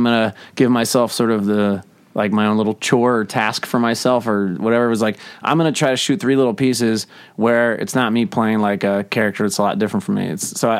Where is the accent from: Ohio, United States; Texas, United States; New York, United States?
Ohio, United States; Cincinnati; I'm from Cincinnati.